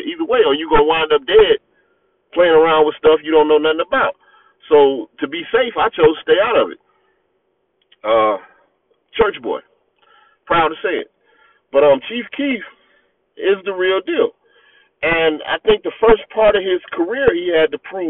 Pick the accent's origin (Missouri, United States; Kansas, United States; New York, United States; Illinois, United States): Illinois, United States; Chicago; also born or lived in Harvey, Illinois / Maywood, Illinois; I was born and raised in Chicago. I was born in Harvey, which I would consider Chicago.